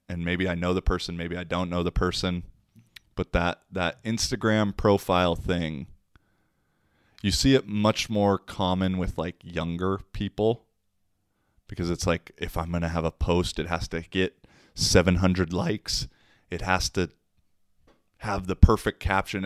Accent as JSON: {"language": "English", "town": "Issaquah", "region": "Washington", "country": "United States", "tie": "born or raised there", "moved": "as an adult", "lives_now": "Finland", "said": "my hometown of Issaquah"}